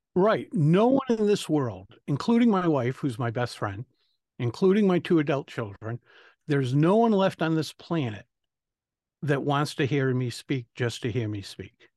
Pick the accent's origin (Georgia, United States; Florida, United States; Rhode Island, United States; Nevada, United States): Rhode Island, United States; I'm from Rhode Island